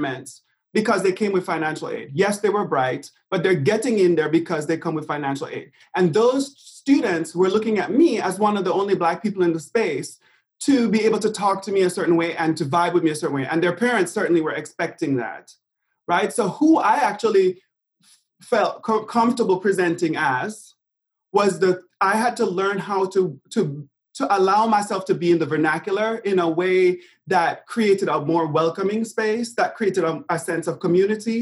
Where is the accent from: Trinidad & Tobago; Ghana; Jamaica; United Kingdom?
Jamaica; moved away as an adult; also born or lived in New York; now in United States; growing up in Jamaica.